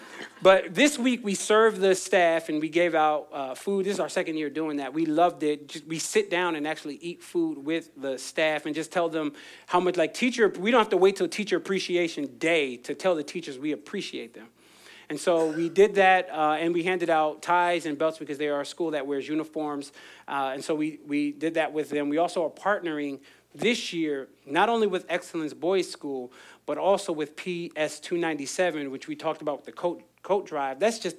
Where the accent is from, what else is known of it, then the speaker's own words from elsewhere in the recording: Philadelphia, Pennsylvania, United States; I came from Philly, it's water ice.